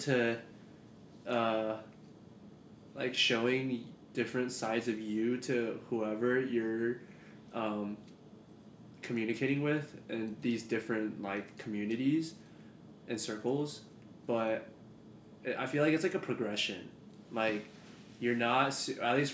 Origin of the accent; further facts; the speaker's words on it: Texas, United States; I'm not international. Born and raised in Texas